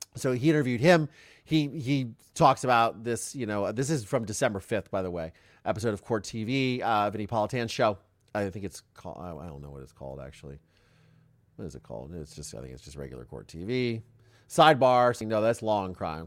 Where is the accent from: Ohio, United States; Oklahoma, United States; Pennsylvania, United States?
Ohio, United States; I am from Ohio, but, which is the Midwest